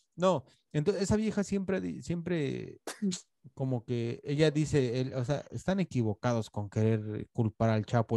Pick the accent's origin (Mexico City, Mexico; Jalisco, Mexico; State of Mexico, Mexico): Mexico City, Mexico; yo crecí en Iztapalapa